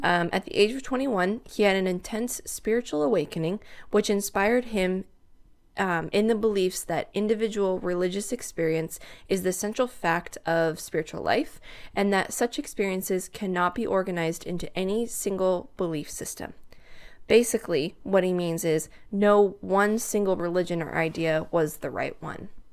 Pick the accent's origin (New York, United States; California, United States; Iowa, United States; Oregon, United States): Oregon, United States; The Dalles; I grew up in the Dells